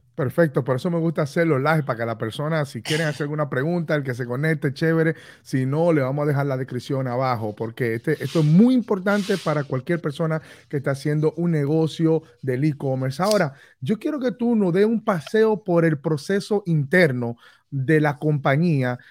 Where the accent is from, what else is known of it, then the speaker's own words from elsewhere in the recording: Dominican Republic; now in Orlando, United States; quiero irme a vivir a mi país natal, a República Dominicana